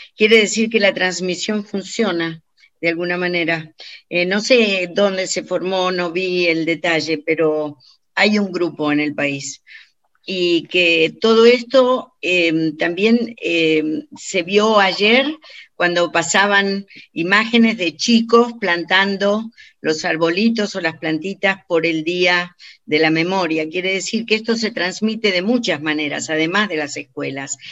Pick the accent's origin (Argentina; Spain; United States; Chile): Argentina; moved away as an adult; cuando yo me fui de Argentina, que era joven